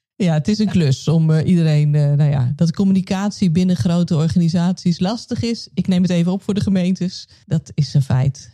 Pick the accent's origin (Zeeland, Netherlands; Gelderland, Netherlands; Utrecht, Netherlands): Gelderland, Netherlands; Nijkerk; ik ben opgegroeid in Paasbos